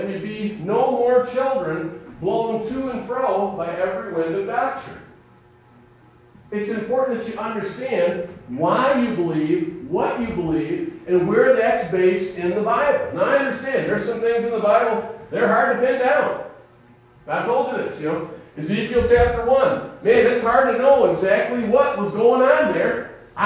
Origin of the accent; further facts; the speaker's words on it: United States; We as American Christians